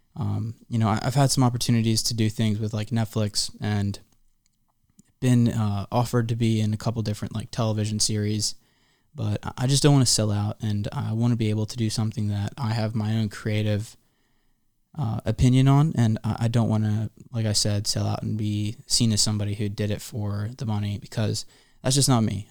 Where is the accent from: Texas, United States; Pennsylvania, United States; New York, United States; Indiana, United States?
Pennsylvania, United States; Philadelphia suburbs; also born or lived in Santa Barbara, California; now in Hollywood, United States; I'm a kid from the Philly suburbs